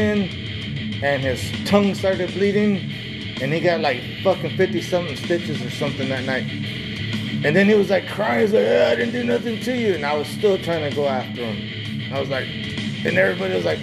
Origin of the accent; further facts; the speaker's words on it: Texas Panhandle, United States; now in Oregon, United States; I'm from Texas. I think about the Panhandle.